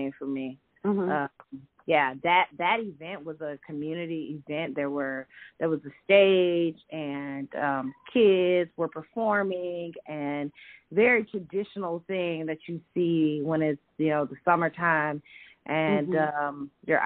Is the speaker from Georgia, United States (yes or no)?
yes; Athens, Georgia, United States; moved away; also born or lived in Fort Greene, Brooklyn; I'm born and raised in Athens, Georgia